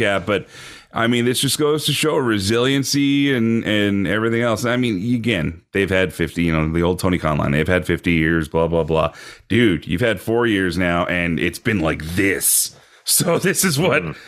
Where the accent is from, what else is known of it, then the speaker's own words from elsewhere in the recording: Canada; as a Canadian